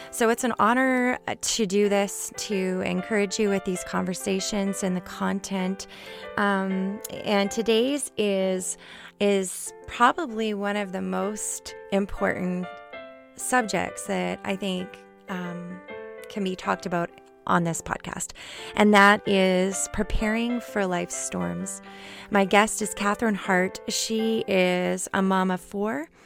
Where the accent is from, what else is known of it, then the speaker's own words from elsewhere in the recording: Canada; we're both from Canada.